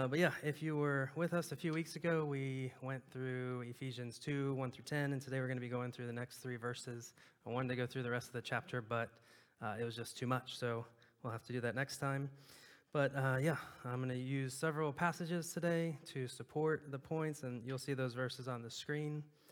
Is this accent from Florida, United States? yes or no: yes; Clearwater, Florida, United States; And it's kind of funny because we came from Florida, right on the beach there in Clearwater, Tampa area, and we moved to the furthest place in the world from a large body of water.